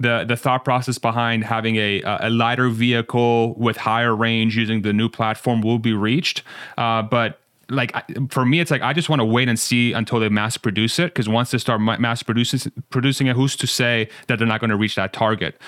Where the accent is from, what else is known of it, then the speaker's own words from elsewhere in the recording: Iran; I'm from Iran. My parents are both Iranian